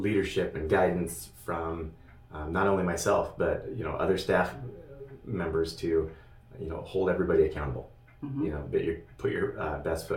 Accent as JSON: {"language": "English", "area": "Elk / Chattaroy", "region": "Washington", "country": "United States", "tie": "born or raised there", "moved": "as an adult", "lives_now": "Sandpoint, United States", "said": "I grew up in Elk Chatteroy, Washington. It's about 50 miles from here"}